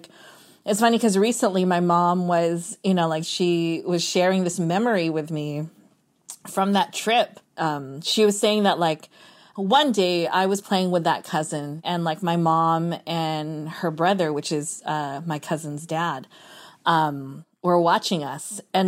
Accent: Philippines; But being Filipino, especially like my mom's side of the family in particular, like they're all beauty queens.

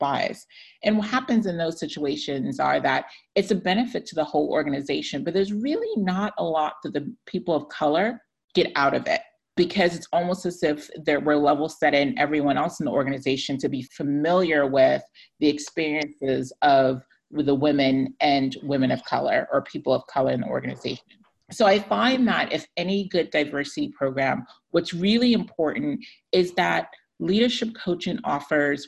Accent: Ghana; now in United States; I identify as a Ghanaian American, an immigrant, a Black woman

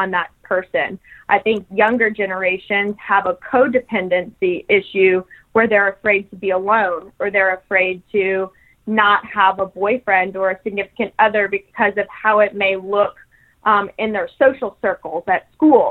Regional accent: Texas, United States; also born or lived in New Mexico; now in Louisiana, United States; So I have lived in Texas. I was born in Texas.

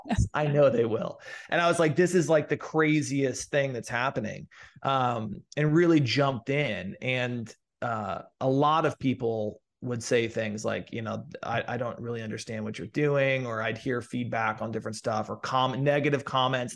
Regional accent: Midwest, United States; moved away as an adult; also born or lived in St. Louis / New York / Los Angeles; I grew up sort of in the Midwest

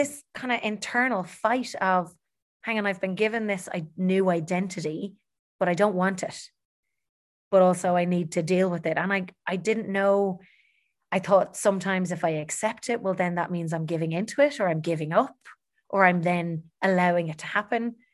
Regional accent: Dublin, Leinster, Ireland; I'm born and bred in Dublin

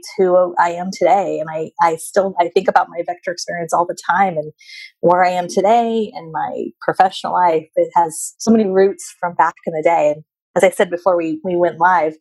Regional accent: Bay Area, California, United States; also born or lived in Long Beach; my family and where I grew up was up in the Bay Area

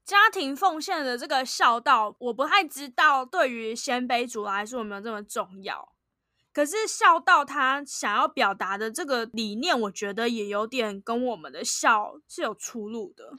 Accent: Taiwan; 身为台湾人

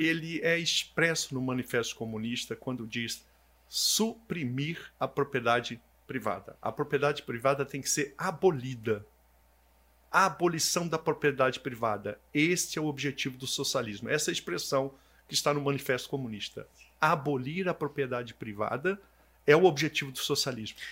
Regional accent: Brasília, Federal District, Brazil; eu sou nascido em Brasília

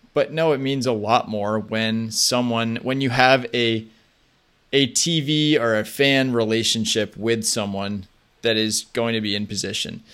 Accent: United States; as an American

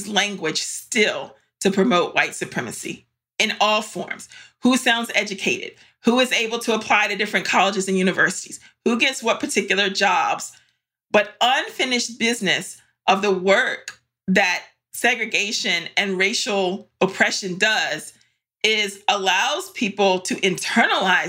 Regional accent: Varina, Virginia, United States; we grew up in Varina, Virginia, in Eastern Henrico, which at the time was mostly white

